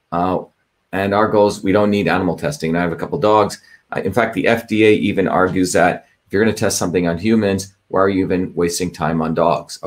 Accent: New Jersey, United States; New Jersey, my hometown

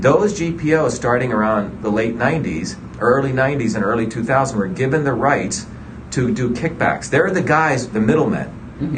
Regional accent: India; also born or lived in New Jersey; now in United States; I grew up in India where my grandmother was a village healer.

